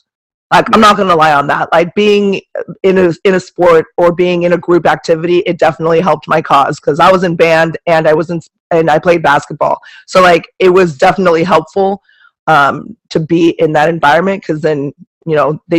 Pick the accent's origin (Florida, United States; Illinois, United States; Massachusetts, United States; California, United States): California, United States; Manhattan Beach; I grew up in I grew up in Manhattan Beach, so I was like one of five black kids in my school, and I'm Asian